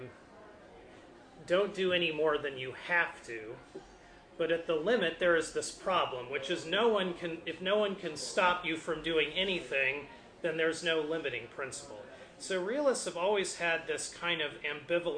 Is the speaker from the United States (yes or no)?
yes; United States